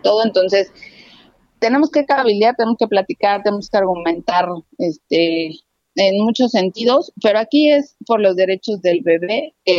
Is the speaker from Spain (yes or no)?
no; Mexico; nosotros como mexicanos